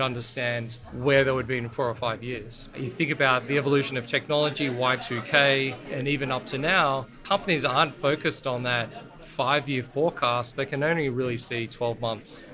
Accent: Australia; accent: Australian; I was born in Australia

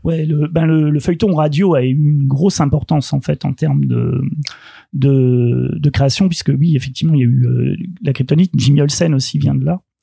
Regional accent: France; chez nous, en France

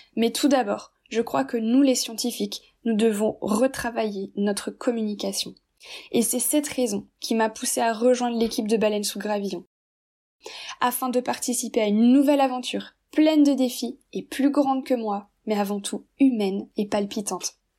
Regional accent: Brittany, France; J'ai grandi en Bretagne

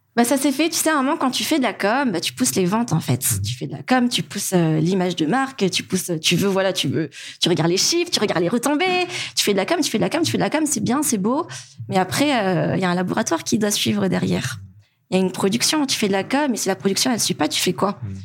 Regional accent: Madagascar; moved away as an adult; also born or lived in France; en tant que malgache

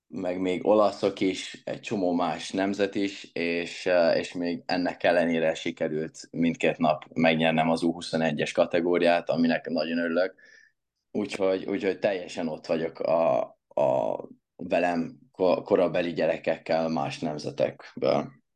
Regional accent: Hungary; magyar vagyok

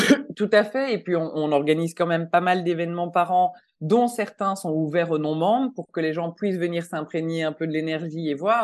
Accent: Belgium; moved away as an adult; now in Switzerland; je suis belge, ça fait 15 ans que je vis en Suisse

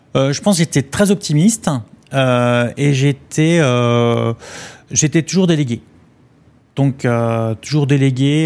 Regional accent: Vitré, Brittany, France; c'était 75 maisons pareilles, un programme social de la ville de Vitré, là d'où je viens

